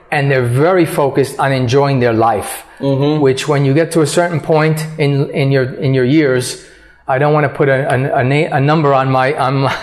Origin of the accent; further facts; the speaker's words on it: New York, United States; now in Colombia; I came from New York, which is a major metropolitan city, mm-hmm.